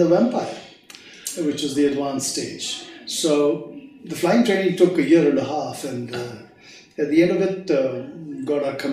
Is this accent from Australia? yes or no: no; Hyderabad, Telangana, India; also born or lived in Patiala, Punjab, India; I was raised in Hyderabad, although I was born in Patiala.